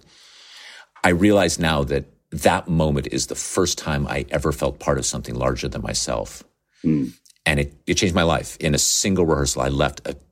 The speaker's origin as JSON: {"language": "English", "region": "Nevada", "country": "United States", "tie": "born or raised there", "said": "I grew up in Nevada on the west coast of the United States."}